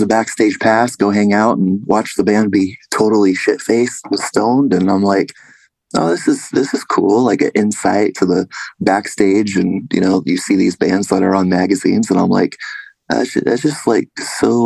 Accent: Vacaville, California, United States; moved away; originally I grew up in Northern California, Vacaville

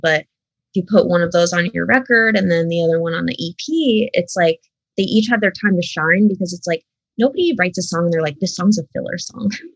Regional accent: Scranton, Pennsylvania, United States; I still live in the area, but like I grew up like right outside of Scranton.

